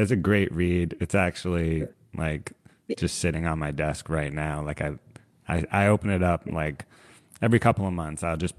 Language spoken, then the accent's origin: English; Massachusetts, United States; moved away as an adult; now in San Diego, United States; I'm from Massachusetts and I moved out to San Diego 8 years ago